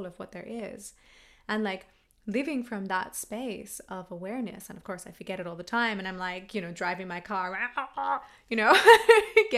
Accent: Australia; I'm Australian

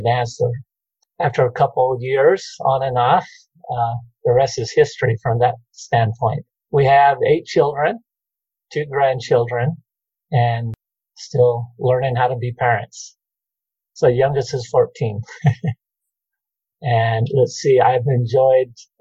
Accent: Emmett, Idaho, United States; also born or lived in Fruitland, Idaho / Meridian, Idaho; I was born and raised in Emmett

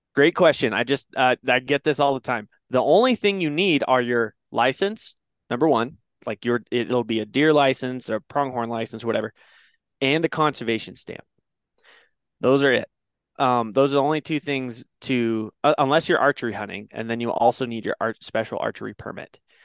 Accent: Oregon, United States; now in Wyoming, United States; I grew up in Oregon

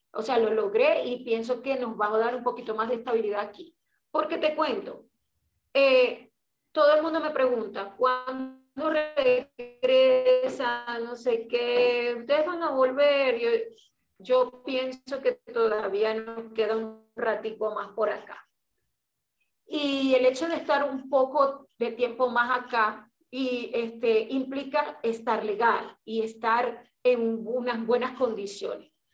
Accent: Maracaibo, Zulia, Venezuela; moved away as an adult; also born or lived in United States; Yo soy maracucha

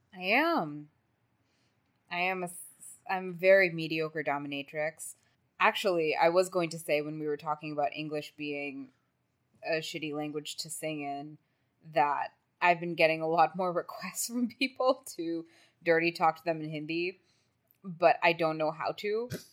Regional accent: Texas, United States; I was from Texas

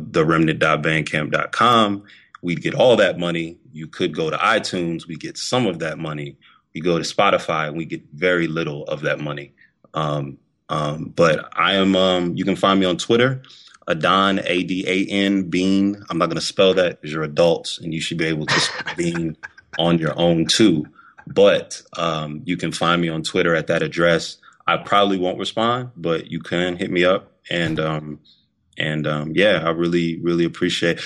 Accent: Massillon, Ohio, United States; now in Atlanta, United States; I am originally from Massillon, Ohio. I now live in Atlanta, Georgia

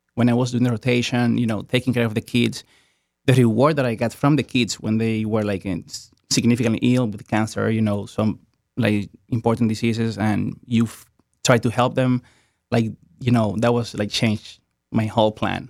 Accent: Dominican Republic; moved away as an adult; also born or lived in New York / Amory, Mississippi; now in United States; I was born in Dominican Republic, um, and that's where I went for medical school

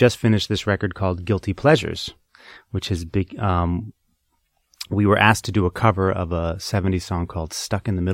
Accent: Boston, Massachusetts, United States; I grew up in Boston

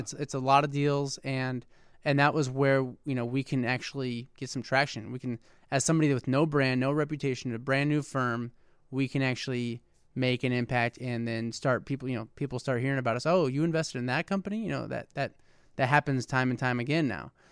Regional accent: West Lafayette, Indiana, United States; I grew up in West Lafayette

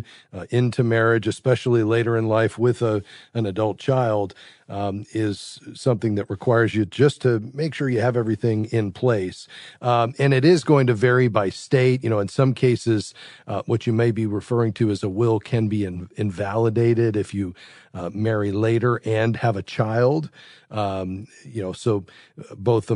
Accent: Fort Lauderdale, Florida, United States; Fort Lauderdale, Florida, my hometown

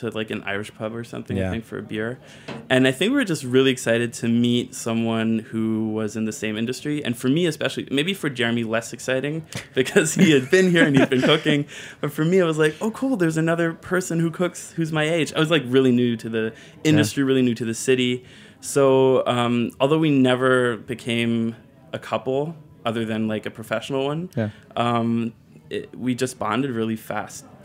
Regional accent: Germany; moved away as an adult; now in New York, United States; I'm from Germany, and I moved to New York like 4 years ago, maybe. But my mom's American, so I was raised bilingually

